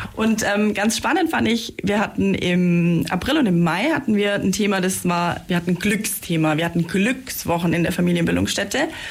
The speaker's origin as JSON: {"language": "German", "area": "Senden", "region": "Bavaria", "country": "Germany", "said": "ich bin nämlich aus Seisen, aus dem schönen"}